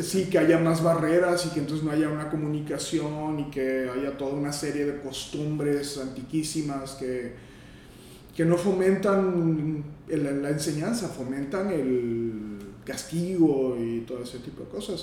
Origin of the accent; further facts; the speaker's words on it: Matamoros, Tamaulipas, Mexico; moved away as an adult; also born or lived in Monterrey; yo soy de Matamoros